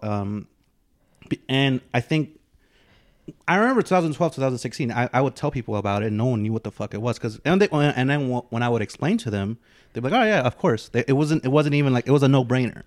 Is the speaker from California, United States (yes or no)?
yes; the Bay Area, California, United States; I grew up in the Bay